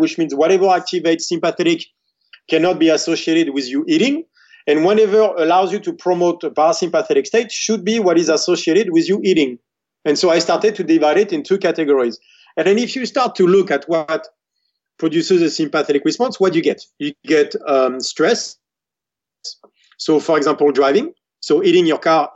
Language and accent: English; France; growing up in France, the best place is when my grandmother is cooking and I'm talking to her.